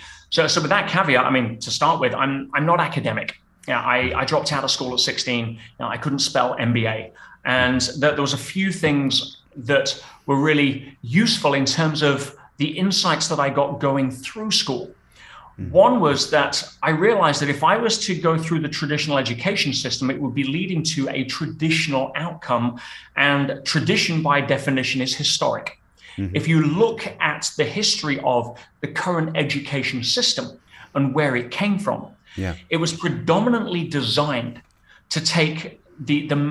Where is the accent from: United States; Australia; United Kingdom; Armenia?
United Kingdom; England; moved away as an adult; now in Tenerife, Spain; I grew up in England. I didn't see the sun until I was 12